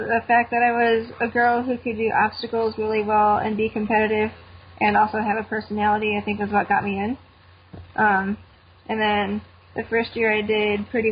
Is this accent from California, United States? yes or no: no; Cleveland, Ohio, United States; my hometown in Cleveland